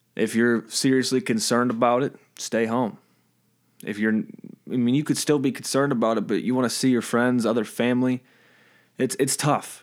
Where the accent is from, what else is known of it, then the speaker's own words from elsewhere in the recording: Michigan, United States; we're from Michigan